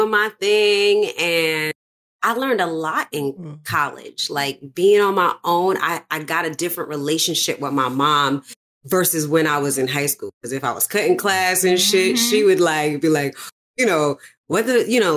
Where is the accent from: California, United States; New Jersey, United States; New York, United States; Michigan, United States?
New York, United States; New York City; I went to high school in the Bronx or in Harlem, and I grew up in the Bronx